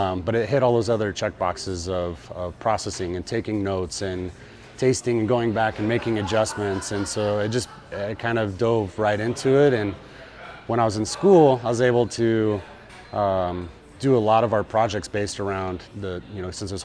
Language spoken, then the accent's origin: English; Kansas, United States; moved away as an adult; also born or lived in Arizona; now in Mesa, United States; I grew up in Kansas. I lived there till I was out of high school and then shortly after that moved out here as a pole vaulter